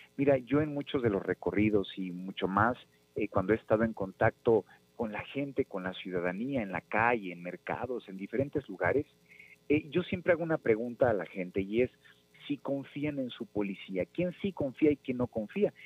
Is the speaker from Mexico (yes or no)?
yes; Nezahualcóyotl, State of Mexico, Mexico; soy nativo de Nezahualcóyotl